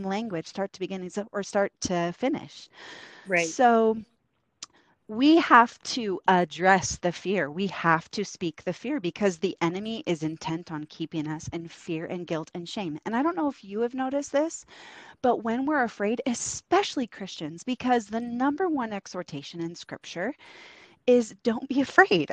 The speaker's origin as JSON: {"language": "English", "region": "Oregon", "country": "United States", "moved": "as an adult", "said": "we're from Oregon, and um, we moved out here to help some friends plant a church"}